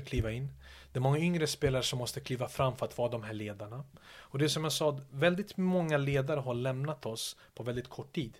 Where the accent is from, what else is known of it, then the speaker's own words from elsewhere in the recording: Stockholm, Stockholm County, Sweden; moved away as an adult; also born or lived in Yugoslavia / Manchester; Mina områden ute i Järva där jag växte upp